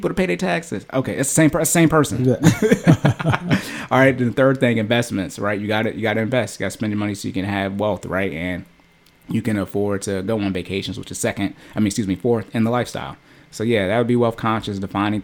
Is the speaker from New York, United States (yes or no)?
no; Arizona, United States; I was born in Arizona